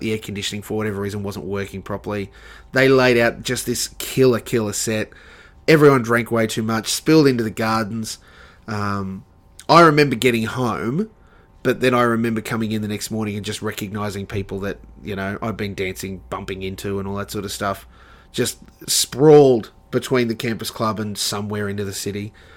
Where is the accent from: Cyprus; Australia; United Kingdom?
Australia; Sunshine Coast, Queensland; also born or lived in Brisbane; I moved down from the Sunshine Coast, uh, left the family there